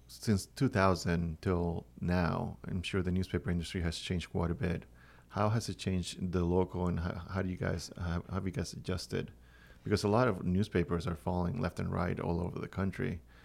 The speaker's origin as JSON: {"language": "English", "country": "Venezuela", "also_born_or_lived": "Miami / Los Angeles / Orlando", "moved": "yes", "lives_now": "Cornwall, United States", "said": "I come from Venezuela, a different country."}